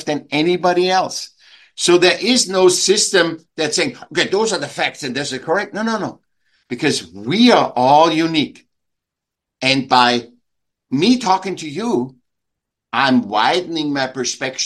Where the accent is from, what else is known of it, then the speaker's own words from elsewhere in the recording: Vienna, Austria; now in California, United States; I was born in Vienna, in Austria. I was a sick child, and I went to school